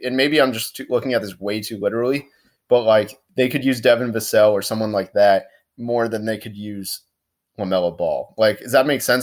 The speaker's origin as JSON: {"language": "English", "town": "Orlando", "region": "Florida", "country": "United States", "said": "I'm from Orlando."}